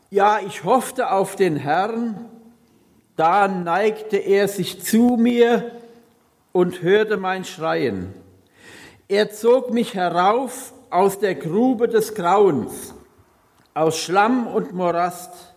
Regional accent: Hunsrück, Bad Kreuznach district, Rhineland-Palatinate, Germany; moved away; Ich komme oder ich bin gebürtig aus dem Hunsrück, also Kreis Kreuznach

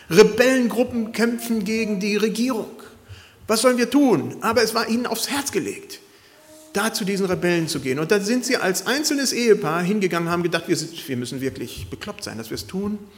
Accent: Costa Rica; es hat mich gewundert von Leuten, die ich als Kind in Costa Rica kannte

